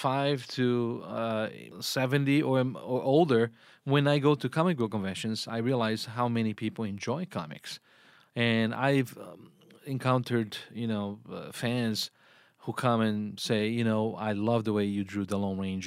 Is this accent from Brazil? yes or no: yes; Brazil; English is a second language; moved away; I grew up in Brazil